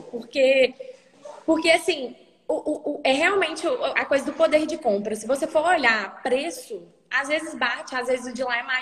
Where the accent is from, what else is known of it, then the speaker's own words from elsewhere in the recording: Hackensack, New Jersey, United States; born there; E aí eu nasci no Hospital Central de lá. E fica uns 20 minutos de ônibus de Nova York, que é bem pertinho.